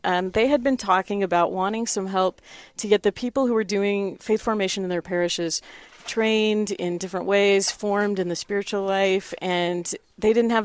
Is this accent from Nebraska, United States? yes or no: yes; Nebraska, United States; moved away as an adult; also born or lived in South Dakota / Spearfish, South Dakota / Steubenville, Ohio; now in Rapid City, United States; I'm originally from Nebraska, but I've been a South Dakota native for about 20 years now